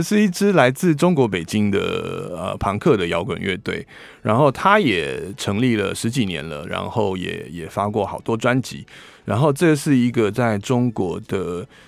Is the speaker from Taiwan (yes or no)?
yes; Taiwan; 我们台湾人